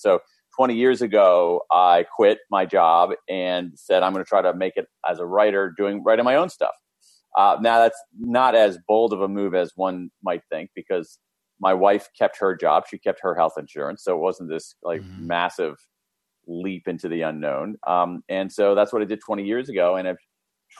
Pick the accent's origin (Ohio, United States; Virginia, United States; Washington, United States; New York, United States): Ohio, United States; Columbus; I grew up in Central Ohio, Columbus, Ohio, middle class family, middle of America.